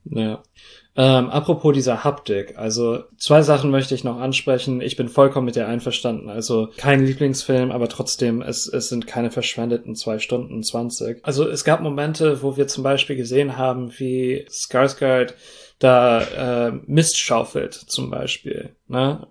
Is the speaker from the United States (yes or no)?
yes; United States; also born or lived in Russia; sowohl als Amerikaner, als jemand, der in Russland gelebt hat